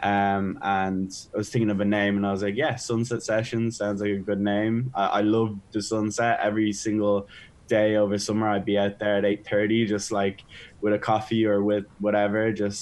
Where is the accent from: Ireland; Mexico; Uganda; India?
Ireland; Dublin, Leinster; overlooking Dublin. It's my home town